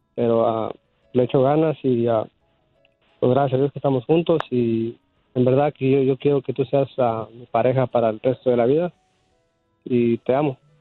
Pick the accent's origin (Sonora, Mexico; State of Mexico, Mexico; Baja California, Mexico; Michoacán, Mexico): Michoacán, Mexico; moved away; Soy de Michoacán